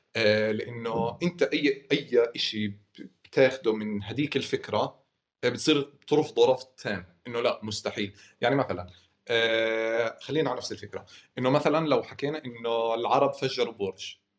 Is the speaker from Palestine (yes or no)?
yes; Hebron, West Bank, Palestine